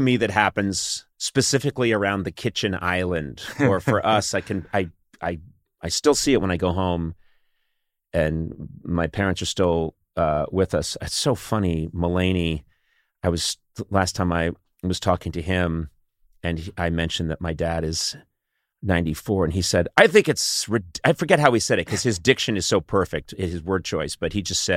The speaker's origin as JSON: {"language": "English", "town": "Brookline", "region": "Massachusetts", "country": "United States", "tie": "born or raised there", "moved": "yes", "said": "it's the same house I grew up in Brookline"}